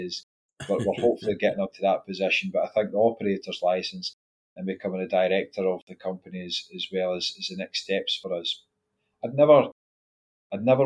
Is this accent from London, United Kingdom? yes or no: no; Scotland, United Kingdom; we're Scottish